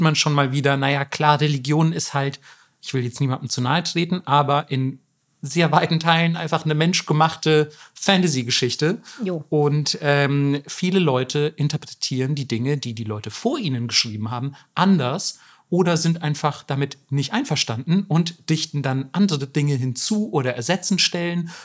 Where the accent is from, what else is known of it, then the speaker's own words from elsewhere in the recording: Germany; bei uns in Deutschland